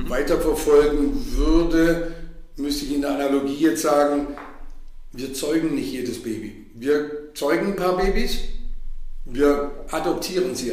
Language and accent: German; Stuttgart, Baden-Württemberg, Germany; also ich komme aus Stuttgart, da lernt man Geld zusammenzuhalten. Und das ist tief in meinem Blut drin als Stuttgarter Unternehmersohn.